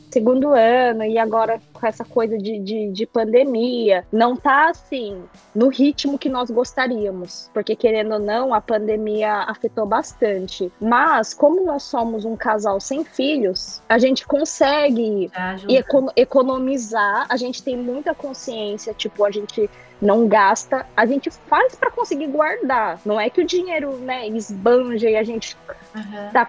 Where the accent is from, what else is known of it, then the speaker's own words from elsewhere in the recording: Japan; born there; Eu nasci aqui no Japão, né? Ah. Minha mãe me teve aqui, eu nasci aqui.